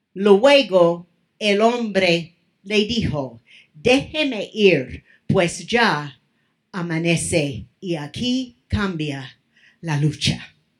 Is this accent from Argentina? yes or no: no; Mexico; moved away; also born or lived in California; Estaba en mi país